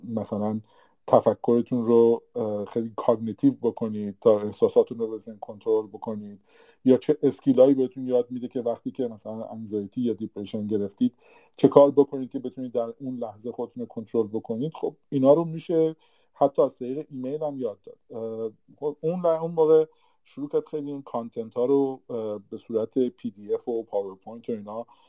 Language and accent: Persian; Iran; moved away as an adult; now in Canada; ماهایی که از ایران مهاجرت کردیم